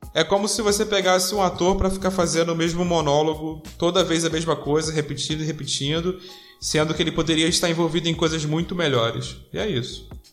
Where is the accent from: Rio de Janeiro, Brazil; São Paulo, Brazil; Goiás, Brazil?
Rio de Janeiro, Brazil; eu sou do Rio de Janeiro